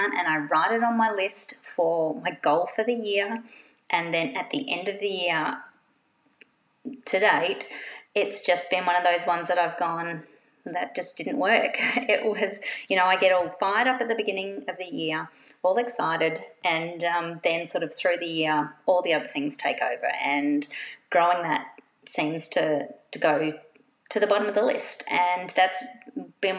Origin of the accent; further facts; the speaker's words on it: Australia; now in Perth, Australia; being an Australian quilter